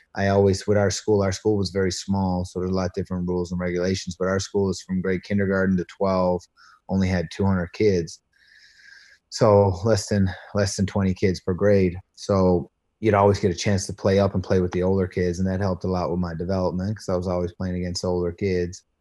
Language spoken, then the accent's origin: English; Patrick's Cove, Newfoundland and Labrador, Canada; also born or lived in Branch, Newfoundland; I grew up on, uh, uh, Placentia Bay out Route one hundred. It's a very small town